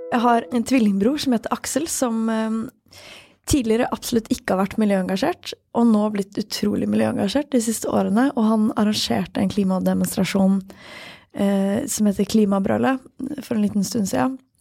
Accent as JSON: {"language": "Norwegian", "country": "Sweden", "second_language": "Norwegian", "moved": "yes", "said": "jeg er svensk og lettere språkforvirra"}